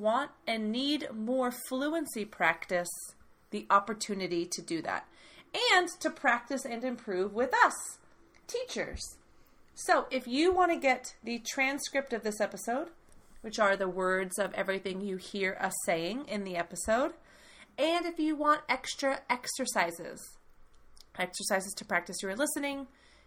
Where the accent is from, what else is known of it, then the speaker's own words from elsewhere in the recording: United States; I am the American half, talking to you from the United States